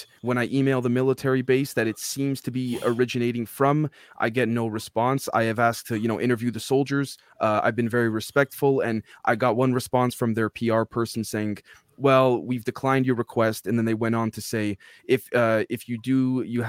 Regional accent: Toronto, Ontario, Canada; now in Manitoba, Canada; I was born and raised in Toronto. Right now I'm based out of Manitoba

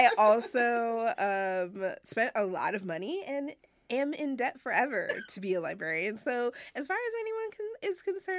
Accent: Rochester, New York, United States; moved away as an adult; also born or lived in Bronx, New York; now in New York City, United States; I am a New York transplant. Born and raised Rochester, New York, but living in the city for almost 9 years now.

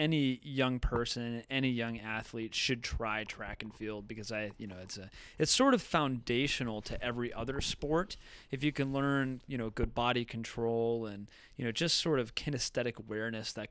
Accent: Chagrin Falls, Ohio, United States; moved away as an adult; I grew up in Chagrin Falls, so it's a really quaint Midwestern town

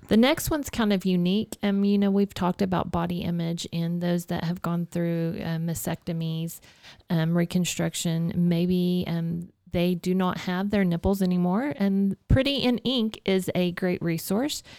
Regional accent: Dalhart, Texas, United States; I'm growing up in Dalhart, there's a lot of giving people there

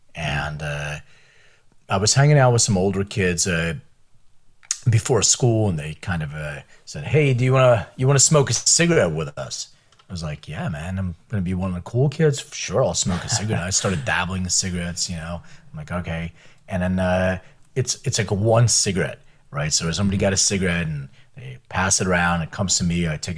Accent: Philadelphia, Pennsylvania, United States; also born or lived in Lithuania; Well, so I was born in Lithuania, and my parents immigrated when I was like 6 years old. I lived in Philadelphia most of my life

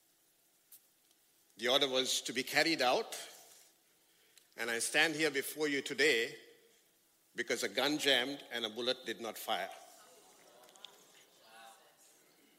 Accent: Sri Lanka; I come from Sri Lanka, and that's exactly 12 hours and 30 minutes away from here

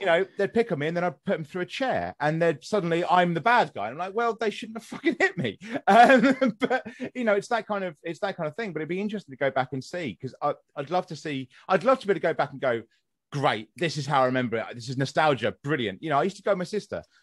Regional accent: West Sussex, South East England, United Kingdom; moved away; I'm from West Sussex originally

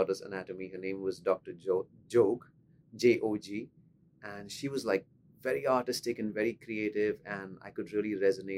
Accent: Pune, Maharashtra, India; So I'm from Pune. It's a city in the state of Maharashtra in India.

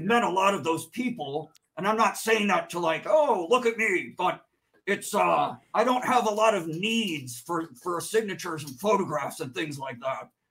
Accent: Chicago, Illinois, United States; now in California, United States; I'm originally from Chicagoland

